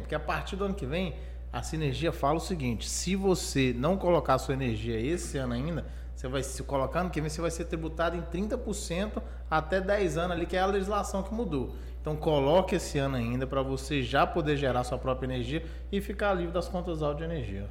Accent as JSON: {"language": "Portuguese", "town": "Pirapora", "region": "Minas Gerais", "country": "Brazil", "said": "Eu sou de Pirapora, cidade do norte de Minas"}